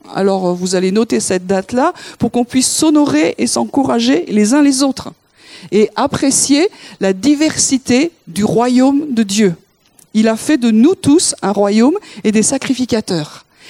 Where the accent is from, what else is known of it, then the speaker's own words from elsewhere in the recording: France; Nous, en tant que Français